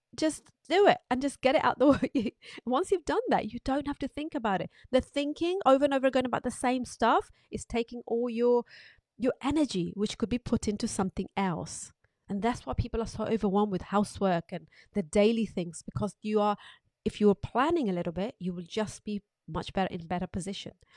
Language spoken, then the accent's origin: English; United Kingdom; As British public